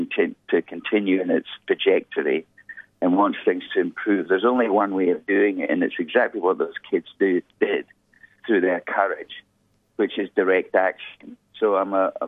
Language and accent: English; Edinburgh, Scotland, United Kingdom; moved away as an adult; now in Darwin, Australia; I'm from a place called Edinburgh in Scotland